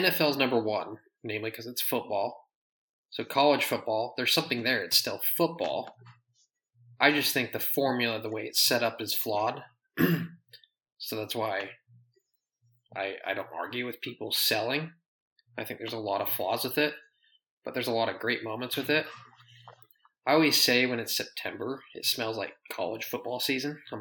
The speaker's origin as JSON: {"language": "English", "region": "Utah", "country": "United States", "tie": "born or raised there", "also_born_or_lived": "Michigan", "moved": "yes", "said": "I grew up in Utah."}